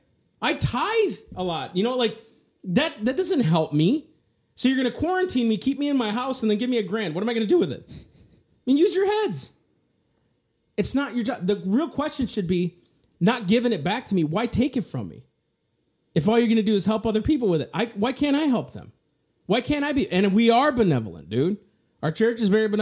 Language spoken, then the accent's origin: English; United States; I was born in America